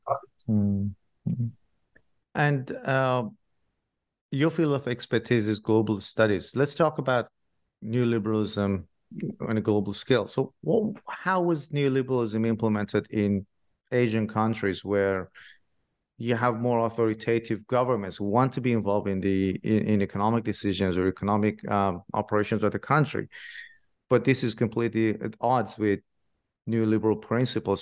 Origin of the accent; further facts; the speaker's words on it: Shiraz, Fars, Iran; moved away; I'm from Shiraz myself originally in Iran